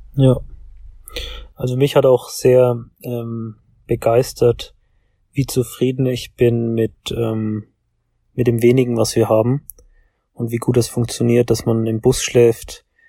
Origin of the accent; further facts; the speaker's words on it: Nuremberg, Bavaria, Germany; Wir kommen beide aus Nürnberg